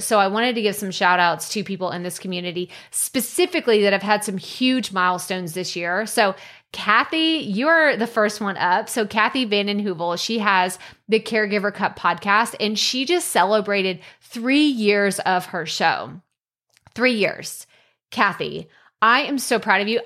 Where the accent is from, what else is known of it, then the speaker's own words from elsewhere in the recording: United States; as an American